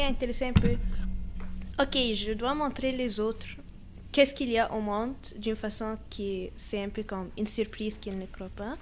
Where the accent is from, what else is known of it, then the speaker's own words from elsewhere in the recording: Alexandria, Alexandria Governorate, Egypt; now in Canada; je viens d'Alexandrie, c'est plutôt sur la ah, mer Méditerranée.